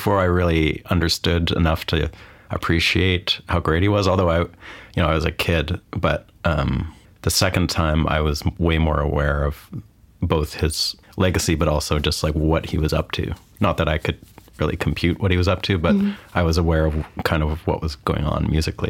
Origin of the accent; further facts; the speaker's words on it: Vancouver, British Columbia, Canada; accent: Canadian; Vancouver, Canada.